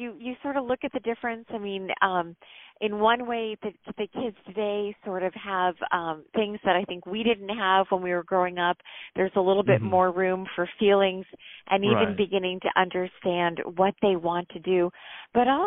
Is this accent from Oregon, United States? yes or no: no; Connecticut, United States; we grew up in Connecticut